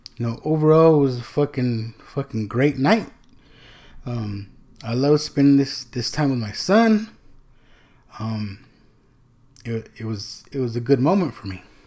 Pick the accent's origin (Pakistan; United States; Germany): United States; Texas; also born or lived in California; My mom remarried. We moved from California to, to Texas, right? So my dad's in, in California, we're in Texas. So I really didn't grow up with my sisters